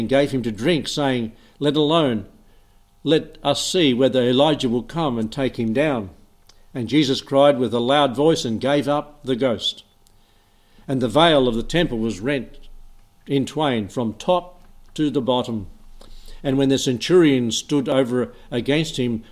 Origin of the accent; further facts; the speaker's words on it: Emerald, Australia; now in Albury, Australia; I was raised in Emerald, lots of trees, lots of power lines, lots of outages